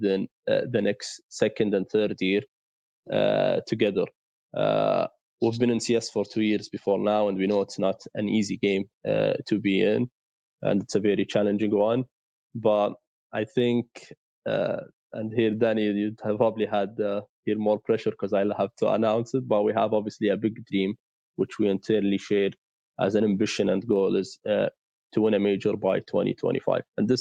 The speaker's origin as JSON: {"language": "English", "country": "Saudi Arabia", "said": "we are from Saudi"}